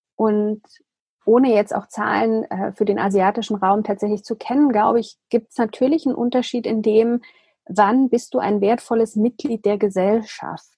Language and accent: German; Germany; für uns als, als Deutsche, dass wir hier in diesem Land